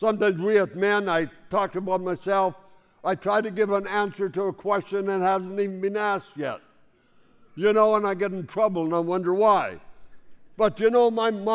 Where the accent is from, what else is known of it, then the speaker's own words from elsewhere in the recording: Saskatchewan, Canada; I grew up in Saskatchewan